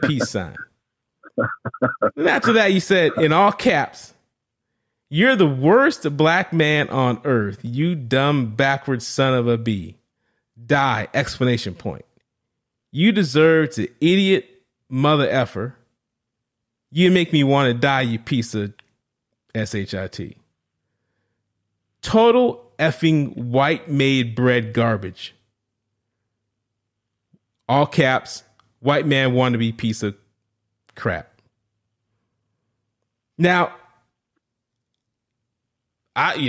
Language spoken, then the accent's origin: English; New Orleans, Louisiana, United States; I'm from New Orleans, was born and raised right in the deep South